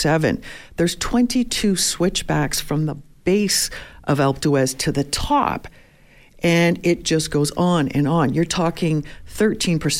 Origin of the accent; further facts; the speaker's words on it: Toronto, Ontario, Canada; moved away; also born or lived in Montreal; I grew up in Toronto, moved to Montreal, back to Toronto, and then out here